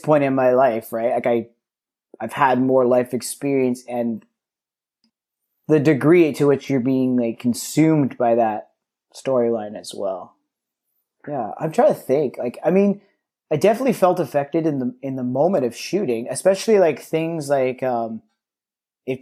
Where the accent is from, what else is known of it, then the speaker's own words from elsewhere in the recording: Vancouver, British Columbia, Canada; I grew up in the West End of Vancouver